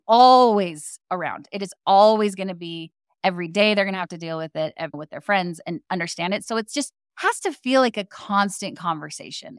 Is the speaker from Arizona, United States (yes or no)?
yes; Arizona, United States; I grew up in Arizona